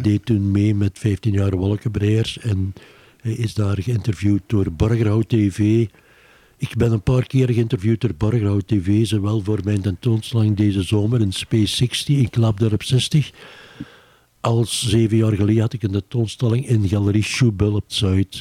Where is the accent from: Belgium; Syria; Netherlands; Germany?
Belgium; Beverlo, Flanders; now in Antwerp, Belgium; ik ben eigenlijk van Bevelo afkomstig